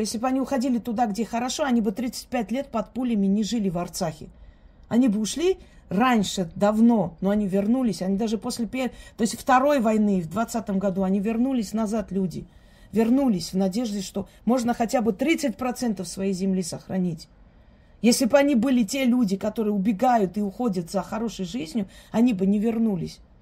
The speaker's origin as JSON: {"language": "Russian", "country": "Georgia", "tie": "born or raised there", "said": "я росла среди них, я выросла в Грузии"}